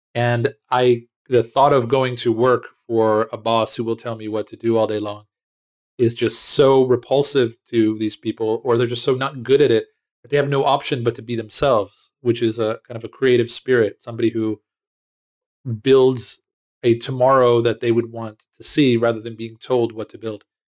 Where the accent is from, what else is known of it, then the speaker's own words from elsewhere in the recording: United States; moved away as an adult; now in Israel; I was born in Israel, um, but very early on, uh, moved with my family to, uh, the States. I grew up right outside of Washington, D C.